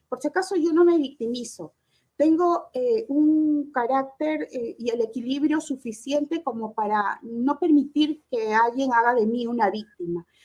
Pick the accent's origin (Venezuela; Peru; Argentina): Peru; creo que somos los peruanos cuando pagamos